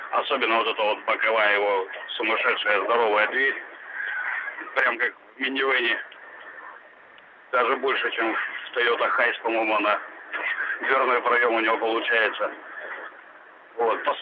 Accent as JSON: {"language": "Russian", "town": "Khabarovsk", "region": "Khabarovsk Krai", "country": "Russia", "said": "Я бы хотел угу. тоже рассказать по поводу своего второго автомобиля, я из Хабаровска."}